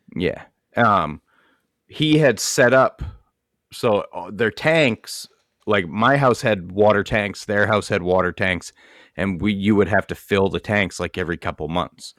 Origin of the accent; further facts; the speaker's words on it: Maine, United States; moved away; I come from Maine.